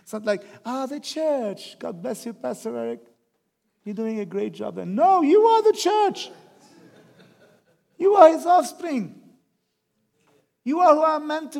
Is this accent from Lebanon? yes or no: yes; Lebanon; moved away; I say, from Lebanon